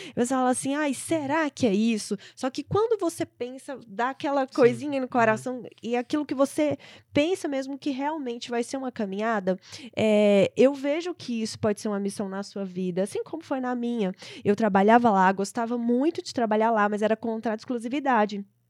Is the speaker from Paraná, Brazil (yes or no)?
no; Brasília, Federal District, Brazil; also born or lived in São Paulo; eu vim para Brasília por isso, porque que é a minha cidade natal, ia voltar para casa da, da minha família